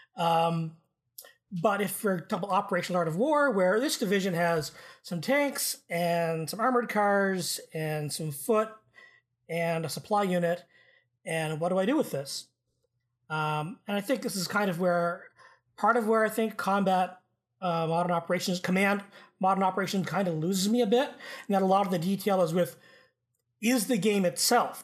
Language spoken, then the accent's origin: English; Canada; as a Canadian